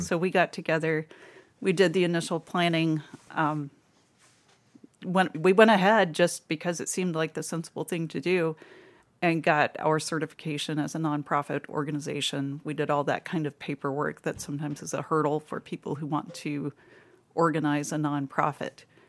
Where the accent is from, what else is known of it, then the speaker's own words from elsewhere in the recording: Kentucky, United States; moved away as an adult; also born or lived in Louisville, Kentucky; now in Toledo, United States; I grew up in Kentucky